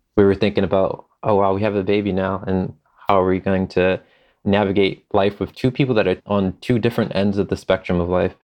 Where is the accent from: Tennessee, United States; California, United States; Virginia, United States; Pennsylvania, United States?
Pennsylvania, United States; Philadelphia; I'm from Philadelphia